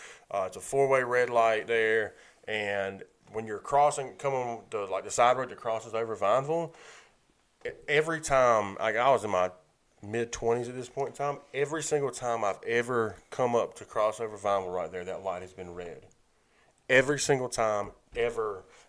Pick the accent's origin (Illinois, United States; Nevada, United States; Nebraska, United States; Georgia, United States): Georgia, United States; Macon; I grew up in Macon.